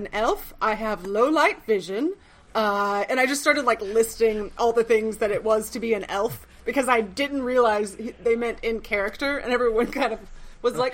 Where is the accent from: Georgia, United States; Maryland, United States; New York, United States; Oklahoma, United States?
Oklahoma, United States; I'm from Oklahoma originally.